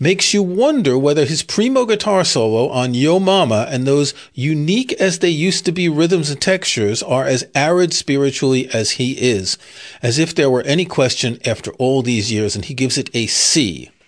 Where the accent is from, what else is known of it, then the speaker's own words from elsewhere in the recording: New York City, New York, United States; I grew up in Queens, New York